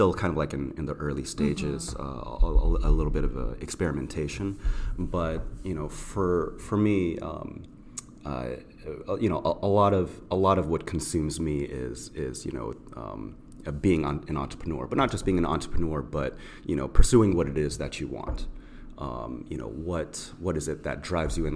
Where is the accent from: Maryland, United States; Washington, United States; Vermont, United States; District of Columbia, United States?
Maryland, United States; Burtonsville; also born or lived in Rockville, Maryland; I'm from Rockville, Maryland. I grew up in a small town, Burtonsville, not too far away.